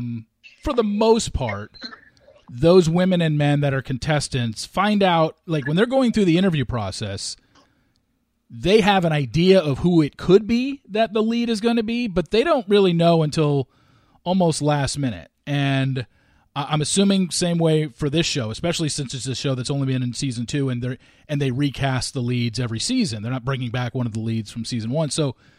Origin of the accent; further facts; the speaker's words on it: Southern California, United States; I grew up in Southern California